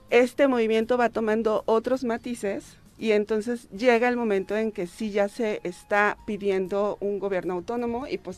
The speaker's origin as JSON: {"language": "Spanish", "country": "Mexico", "said": "este es una, fiesta que se celebra para ver eh, por qué somos mexicanos, ¿no?"}